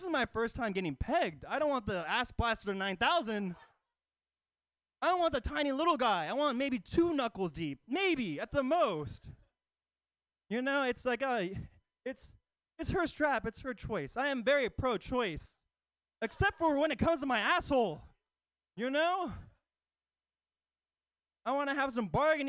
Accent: Oakland, California, United States; Oakland native across the East Bay

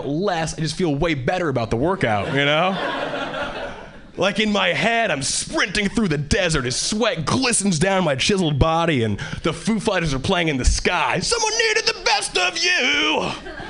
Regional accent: Hawaii, United States; moved away as an adult; now in Boston, United States; I was born and raised in Hawaii, and 3 years ago, I moved to Boston

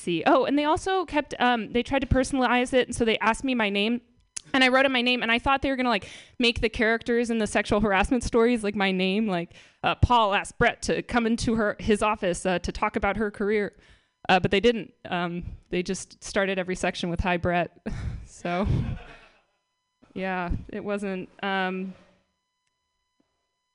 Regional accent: Marin, California, United States; I'm from Marin

